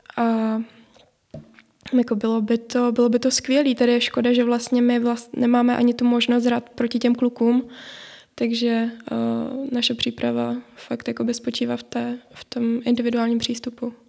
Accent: Moravia, Czechia; u nás na Moravě

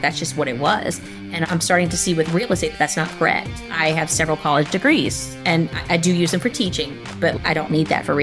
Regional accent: South Louisiana, United States; I'm from South Louisiana

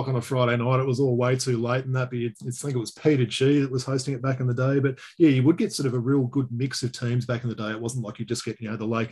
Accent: Perth, Western Australia, Australia; I grew up in Perth, so playing basketball at the Ray Owen Stadium in Kalamunda there

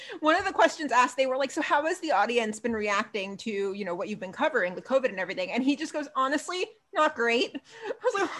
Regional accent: Queens, New York, United States; But I always say I'm from Queens.

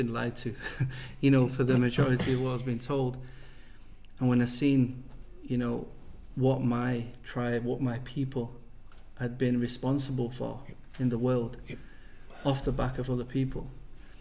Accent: England, United Kingdom; moved away as an adult; I come from England

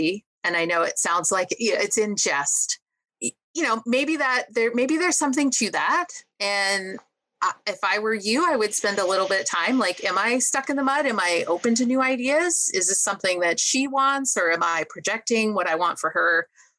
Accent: Montana, United States; I'm from Montana, a stone's throw from the Wyoming border

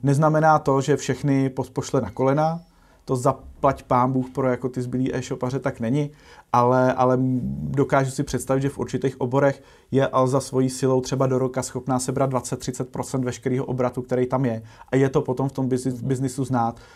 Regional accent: Czechia; aby jsme jako Češi

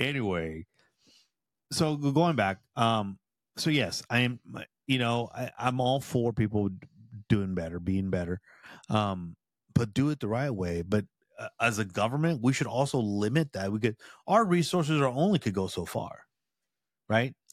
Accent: United States; I'm a proud M, Mexican in my heritage. I'm American by birth.

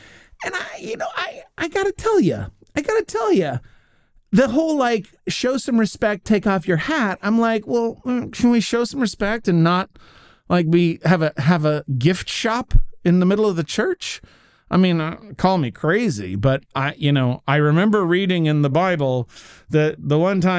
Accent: Germany; Like, yeah, I'm from Germany. I'm from Germany, and we would know better than to drop the bottles in.

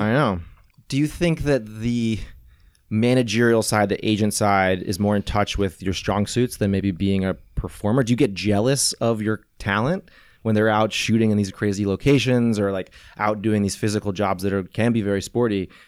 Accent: St. Louis, Missouri, United States; moved away as an adult; also born or lived in Venice, California; now in California, United States; I was in Saint Louis

